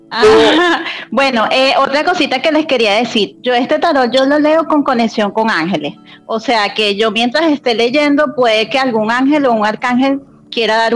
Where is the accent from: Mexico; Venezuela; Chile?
Venezuela; now in Colombia; Entonces me crié y me crié en Venezuela toda mi vida y este, y bueno, después con el tema de la migración y todo, bueno, vine para, para Colombia, o sea que tengo mis dos nacionalidades, o sea